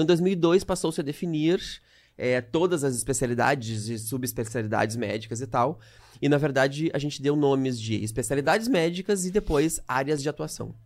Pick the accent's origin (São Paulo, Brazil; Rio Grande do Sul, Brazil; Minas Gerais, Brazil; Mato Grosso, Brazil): Rio Grande do Sul, Brazil; Canoas; moved away as an adult; now in Rio de Janeiro, Brazil; Eu, eu morei a minha vida inteira em Canoas, aqui do lado de Porto Alegre, no Rio Grande do Sul